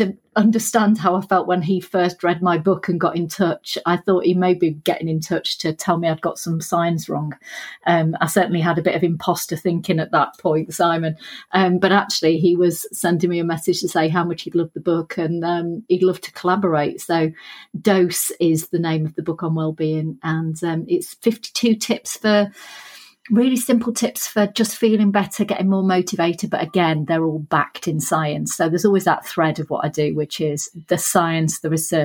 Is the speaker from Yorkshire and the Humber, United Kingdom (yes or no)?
yes; Sheffield, Yorkshire and the Humber, United Kingdom; You can probably tell from the accent I'm from Sheffield.